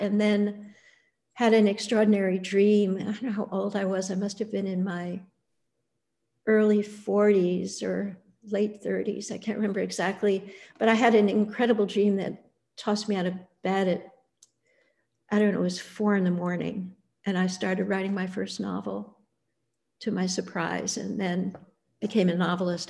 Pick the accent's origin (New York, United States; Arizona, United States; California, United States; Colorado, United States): New York, United States; Annandale-on-Hudson; I grew up in the Bard College campus in the Hudson Valley